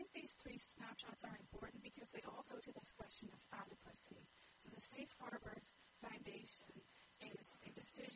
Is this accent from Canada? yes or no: no; Ireland; I'm from Ireland